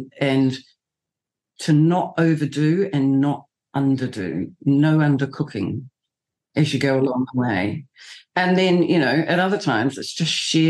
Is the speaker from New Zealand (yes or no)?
yes; New Zealand; I'm a New Zealander